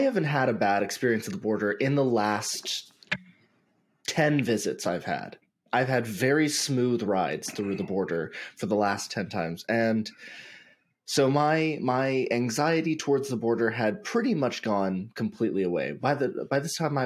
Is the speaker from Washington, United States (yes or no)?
yes; Yakima, Washington, United States; moved away; about 30 minutes north of Yakima, where I grew up